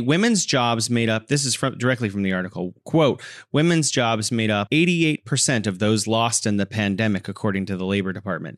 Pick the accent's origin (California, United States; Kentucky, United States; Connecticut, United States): California, United States; now in Wuhan, China; I'm originally from California, and now I'm living in beautiful Wuhan, China.